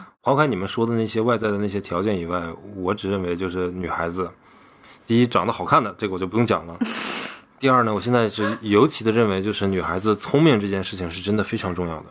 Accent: Northeast China, China; 作为一个东北人

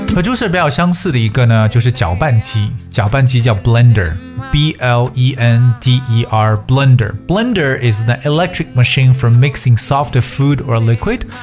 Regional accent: China; 我们中国人做饭都要用锅

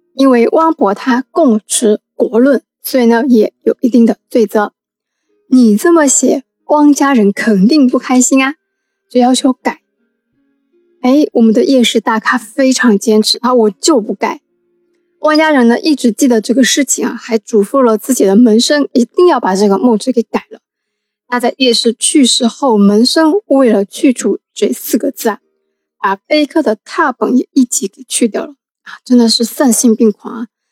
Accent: Wenzhou, Zhejiang, China; 那叶氏是我们温州人嘛

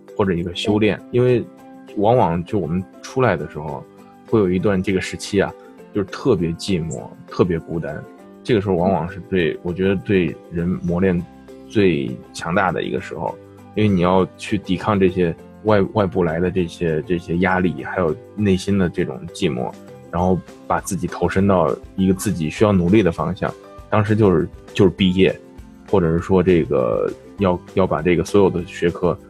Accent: Henan, China; 这这俺们河南人说的呢

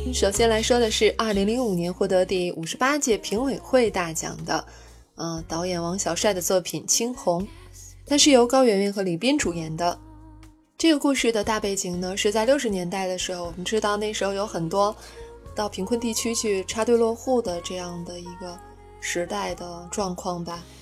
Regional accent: China; 作为中国人

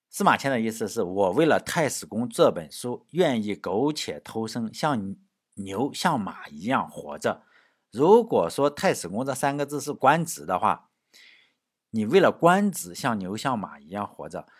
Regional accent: China; 我们中国人

